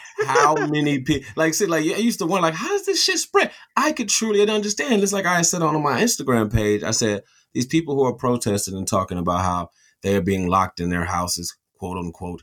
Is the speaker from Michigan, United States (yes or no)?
yes; Michigan, United States; we're from Michigan.